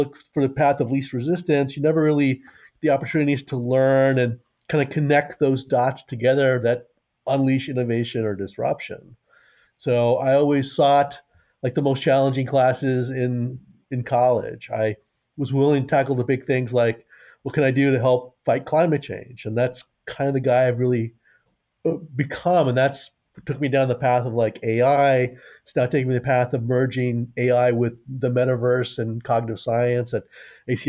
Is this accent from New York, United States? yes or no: yes; New York City, New York, United States; I grew up near Yankee Stadium